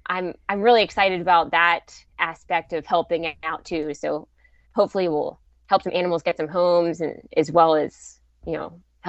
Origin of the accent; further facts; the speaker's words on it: Pittsburgh, Pennsylvania, United States; you know, I'm from Pittsburgh, so I had that May 1st